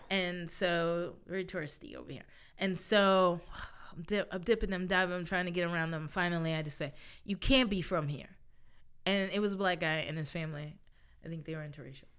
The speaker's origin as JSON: {"language": "English", "country": "United States", "said": "being an American"}